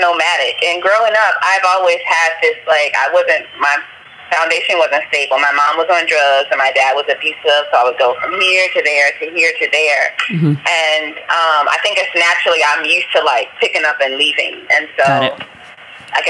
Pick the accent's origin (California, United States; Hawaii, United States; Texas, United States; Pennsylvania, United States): California, United States; Los Angeles; moved away as an adult; also born or lived in Mexico; now in Da Nang, Vietnam; I'm from South Central